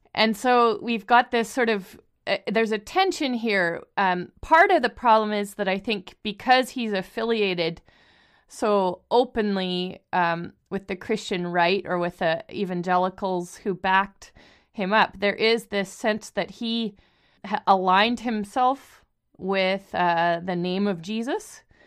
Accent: Canada; We're both Canadian

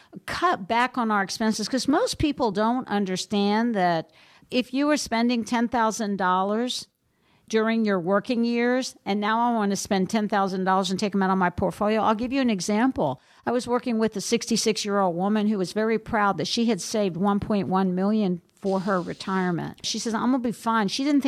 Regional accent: Minnesota, United States; and I'm from Minnesota, so they could charge more, right?

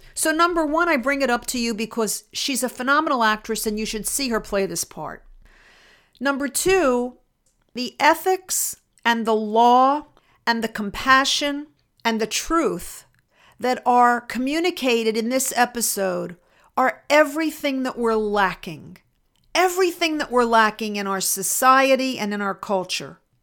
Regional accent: Philadelphia, Pennsylvania, United States; moved away; I grew up in Philadelphia, suburban Philadelphia.

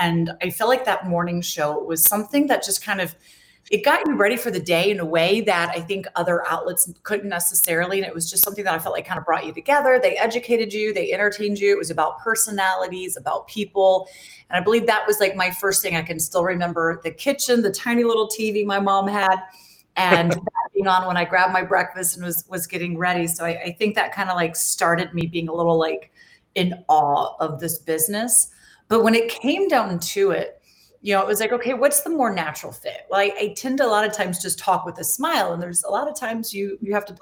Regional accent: Jacksonville, Florida, United States; moved away as an adult; also born or lived in New York City / Boston; now in Washington, D.C. area, United States; I'm from Florida. You know, I was born and raised in Jacksonville

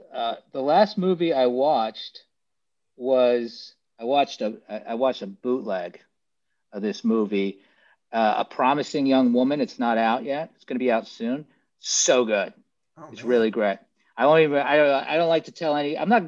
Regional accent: New York City, New York, United States; moved away as an adult; now in Los Angeles, United States; I grew up on Staten Island.

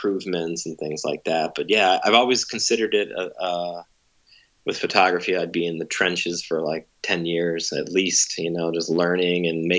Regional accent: Cleveland, Ohio, United States; I'm from Cleveland

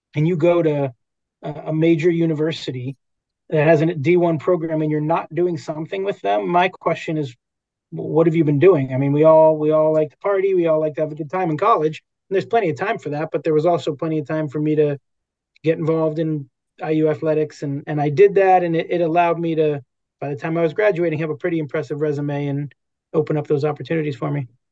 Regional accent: Los Angeles, California, United States; moved away as an adult; also born or lived in Indiana; And I grew up in Los Angeles and was a Dodger fan

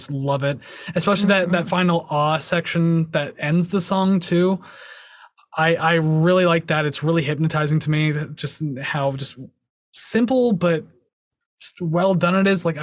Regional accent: Canada

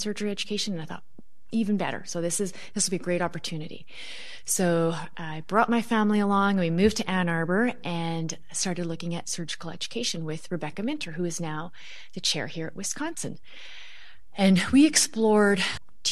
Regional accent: Vancouver, British Columbia, Canada; moved away as an adult; also born or lived in Toronto area, Canada; I grew up in Vancouver, out on the West Coast.

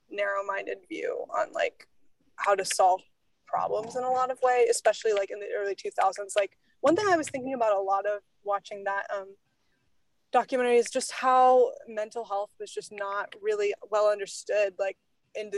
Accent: Alaska, United States; growing up in Alaska

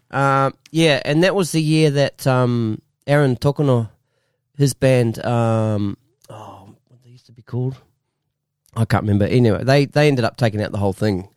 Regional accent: Masterton, Wellington, New Zealand; now in Australia; I'm originally from Musselin

